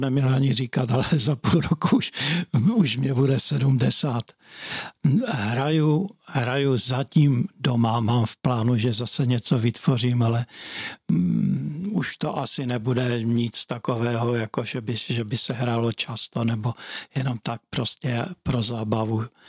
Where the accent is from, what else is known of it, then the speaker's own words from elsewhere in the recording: Hlučín, Moravian-Silesian Region, Czechia; já jsem bydlel na Prajské v Bobrovníkách